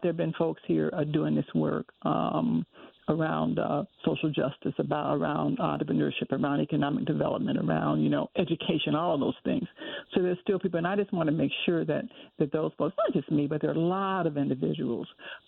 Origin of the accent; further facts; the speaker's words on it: Detroit, Michigan, United States; And so I grew up in Detroit